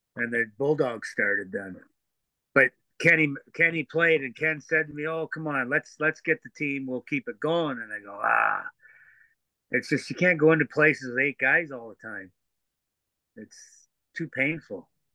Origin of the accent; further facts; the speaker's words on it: Teeswater, Ontario, Canada; Craig Lindsay, who I grew up with in Teeswater